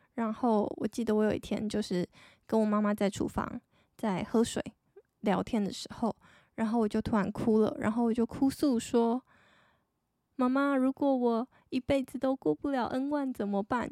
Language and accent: Chinese; Taiwan; 我是一个台湾人，然后目前是二十七岁的上班族女生